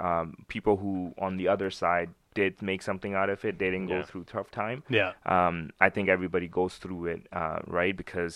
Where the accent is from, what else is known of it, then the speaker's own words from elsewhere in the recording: Pakistan; born there; I was born in Pakistan, right? So I have like a cultural difference also.